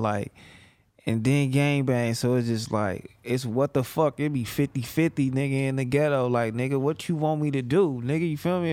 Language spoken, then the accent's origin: English; Los Angeles, California, United States; I'm from Fig to Vermont